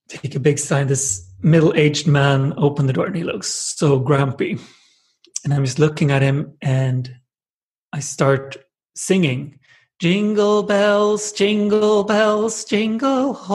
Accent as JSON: {"language": "English", "town": "Jönköping", "region": "Jönköping County", "country": "Sweden", "tie": "born or raised there", "said": "In Sweden, in a small town called Jönköping with like 100,000 people"}